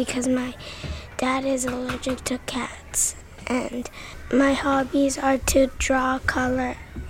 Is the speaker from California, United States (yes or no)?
yes; Los Angeles, California, United States; And I am 8 years old. I'm from LA and I am in third grade.